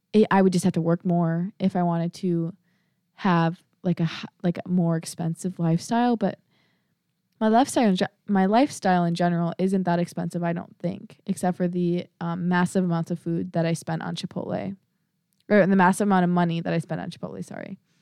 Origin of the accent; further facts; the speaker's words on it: Prior Lake, Minnesota, United States; moved away; I'm from Priory Lake, Minnesota